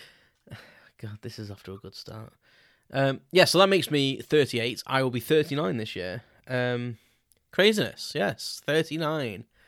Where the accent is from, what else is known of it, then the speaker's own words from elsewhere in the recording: Crewe, North West England, United Kingdom; so I grew up in a town called Crewe in South Cheshire